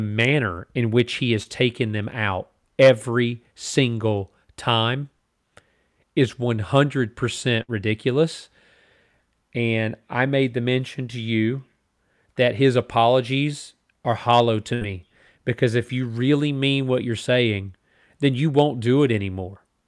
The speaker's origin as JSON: {"language": "English", "country": "United States", "said": "as a mi-, American"}